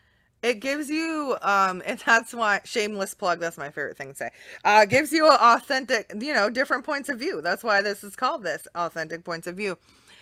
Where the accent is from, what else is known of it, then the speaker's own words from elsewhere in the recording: Hawaii, United States; born there; So I was born in Hawaii.